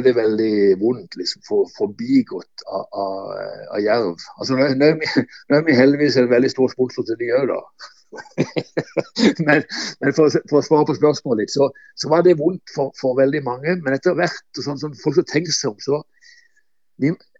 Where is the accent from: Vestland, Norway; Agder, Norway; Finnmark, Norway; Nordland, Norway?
Agder, Norway; Kristiansand; Jeg, jeg, jeg vokste opp ute på Bøyøy ut forbi eh, Kristiansand, som heter Flekkerøya.